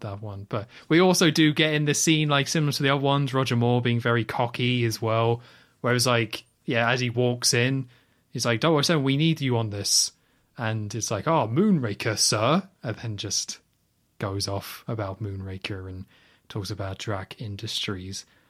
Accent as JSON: {"language": "English", "country": "United Kingdom", "said": "we're both British"}